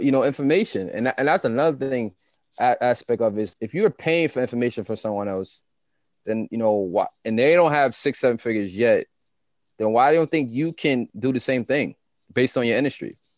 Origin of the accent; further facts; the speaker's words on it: New York City, New York, United States; I'm a kid from Queens. Like, I grew up in Southside. I grew up in Jamaica.